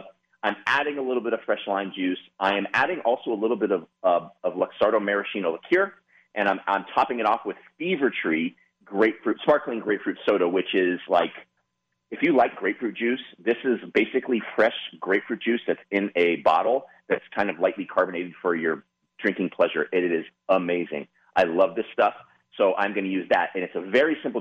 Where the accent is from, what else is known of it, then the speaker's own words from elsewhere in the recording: Santa Clarita, California, United States; I grew up in Santa Clarita.